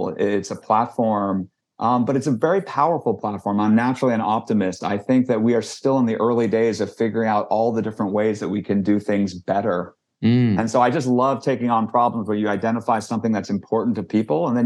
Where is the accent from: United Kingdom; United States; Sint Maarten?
United States; Silicon Valley, California; I grew up in Silicon Valley, was literally born in Stanford Hospital